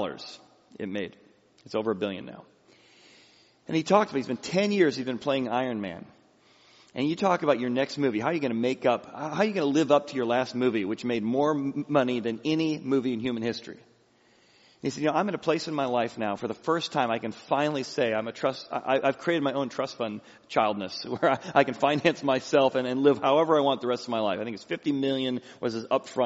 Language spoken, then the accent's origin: English; Peoria, Illinois, United States; I grew up in Peoria, Illinois